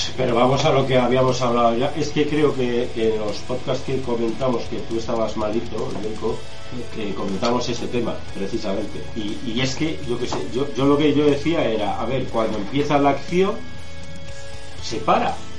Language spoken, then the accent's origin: Spanish; Spain; nosotros somos españoles y vivimos en España